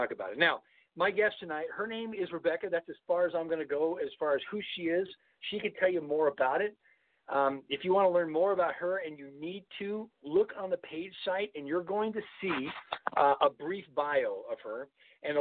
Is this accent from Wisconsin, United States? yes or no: no; Southern California, United States; I grew up in Southern California